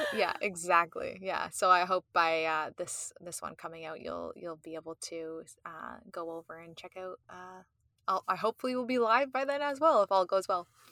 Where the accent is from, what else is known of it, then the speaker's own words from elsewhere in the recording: Canada; I'm Canadian